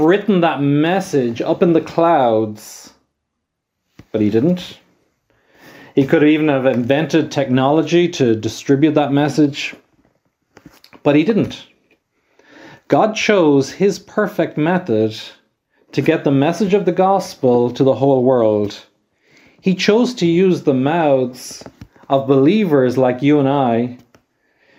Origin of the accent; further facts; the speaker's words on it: Ireland; I am from Ireland myself